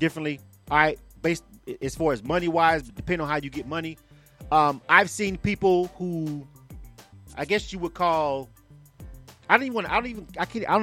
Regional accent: Florida, United States; now in Atlanta, United States; I'm from Florida, so I've got family members in Florida

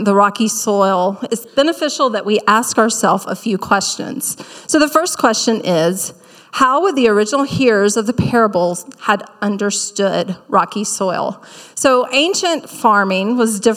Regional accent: South Carolina, United States; accent: Southern; moved away; growing up in South Carolina

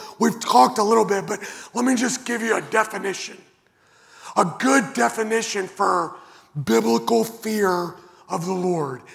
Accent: Western Kentucky, United States; I grew up in Western Kentucky, and the house that I grew up in didn't have central air conditioning or heating

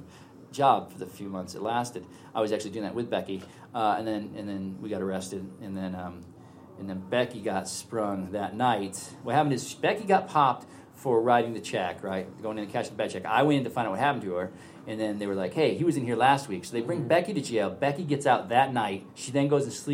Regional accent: San Francisco, California, United States; I'm from San Francisco

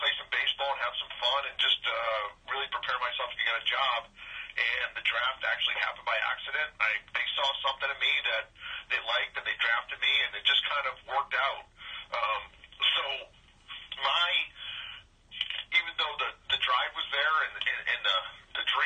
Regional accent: New England, United States; I grew up in New England, so I had no choice but to be a Red Sox fan

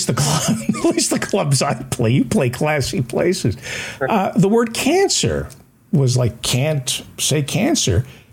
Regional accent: the South, United States; But I'm from the South

